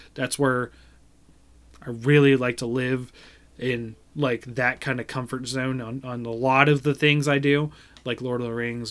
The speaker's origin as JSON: {"language": "English", "region": "Ohio", "country": "United States", "said": "my tribe was here in Ohio"}